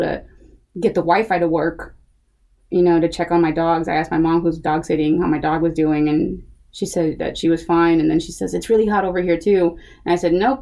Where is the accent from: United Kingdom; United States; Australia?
United States; Houston, Texas; I'm from Houston